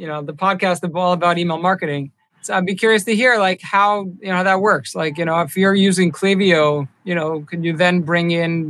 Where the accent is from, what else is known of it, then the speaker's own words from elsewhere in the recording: New York City, New York, United States; I grew up not that far from there, over in Rockaway